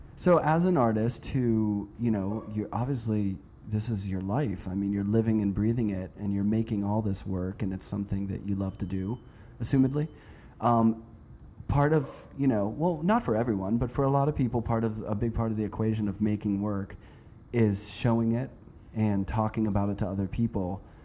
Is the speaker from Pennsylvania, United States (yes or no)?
yes; Pittsburgh, Pennsylvania, United States; I'm from Pittsburgh. I grew up there